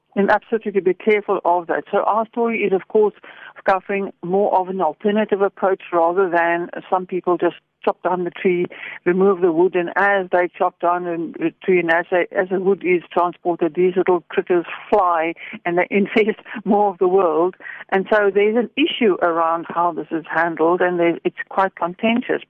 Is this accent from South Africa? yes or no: yes; Stellenbosch, Western Cape, South Africa; I come from Stellenbosch